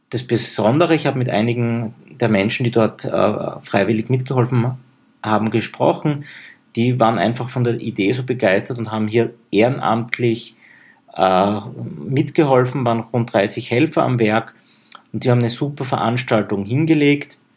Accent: Graz, Styria, Austria; Das bringe ich als Grazer immer ein bisschen durcheinander.

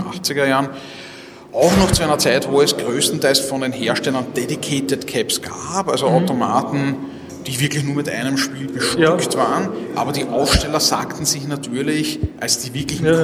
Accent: Vienna, Austria; ich, bin ja Wiener

